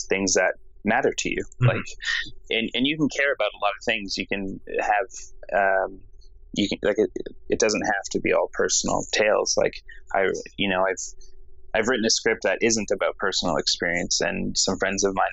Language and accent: English; Canada; also born or lived in Vancouver / Alberta; I am a Canadian filmmaker